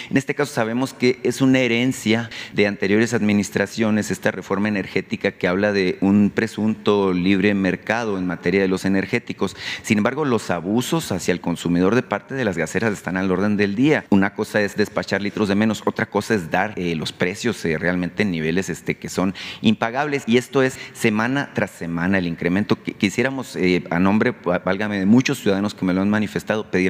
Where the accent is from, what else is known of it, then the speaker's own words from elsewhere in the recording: Sonora, Mexico; Usted sabe, yo vengo de Sonora.